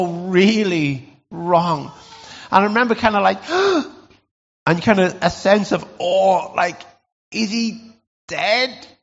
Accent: Lake District, North West England, United Kingdom; growing up in the Lake District

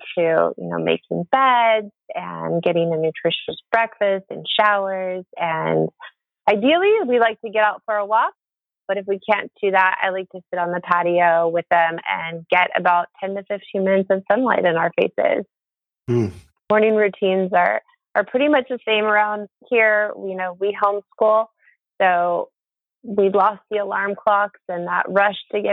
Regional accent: Monterey, California, United States; now in Bay Area, United States; my hometown, which is beautiful Monterey, California

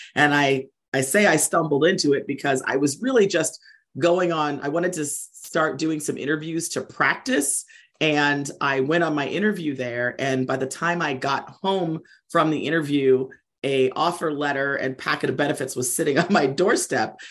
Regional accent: Maryland, United States; I'm from Maryland

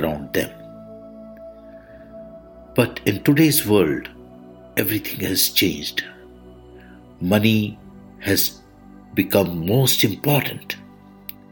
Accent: India; I am the Indian monk

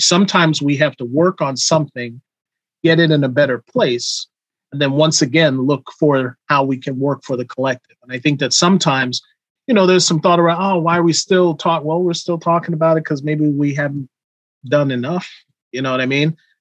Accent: New York City, New York, United States; I come from New York City riding from Queens on a train at age 16 to go to Brooklyn

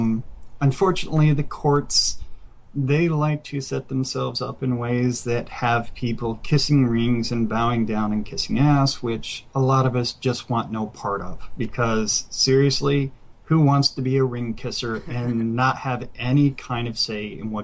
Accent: Mississippi, United States; It's like when I was 13, I spent some time growing up in Mississippi. I've moved all over the place as a kid.

